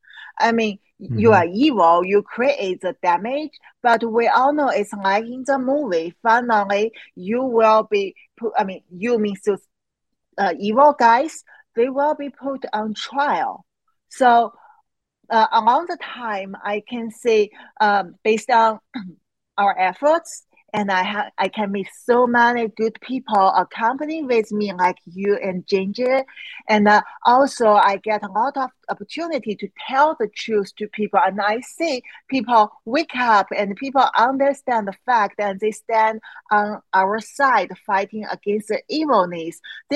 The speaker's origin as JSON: {"language": "English", "country": "China", "tie": "born or raised there", "second_language": "English", "said": "because I grew up in China, and it actually took me over 30 years. And I grew up in China."}